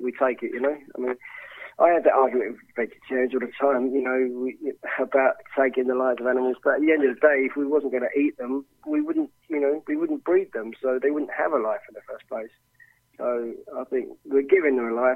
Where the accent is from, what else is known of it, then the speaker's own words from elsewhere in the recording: Romford, London, United Kingdom; I grew up around Rockford Market